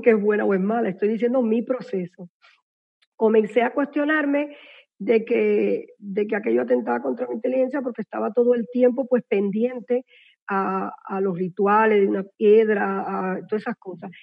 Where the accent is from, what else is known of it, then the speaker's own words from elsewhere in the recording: Cuba; soy cubana